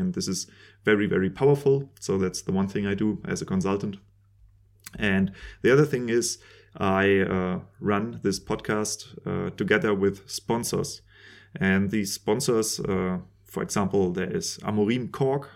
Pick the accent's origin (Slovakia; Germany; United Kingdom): Germany; I'm a winemaker from Germany